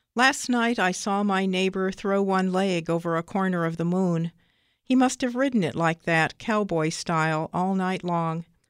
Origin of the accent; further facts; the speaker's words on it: Troy, Ohio, United States; I'm from Troy, Ohio